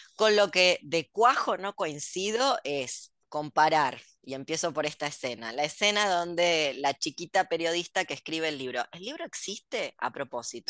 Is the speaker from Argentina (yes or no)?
yes; Argentina; soy argentina